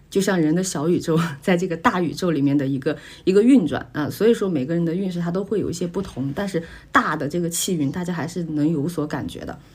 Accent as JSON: {"language": "Chinese", "country": "China", "said": "我们中国人"}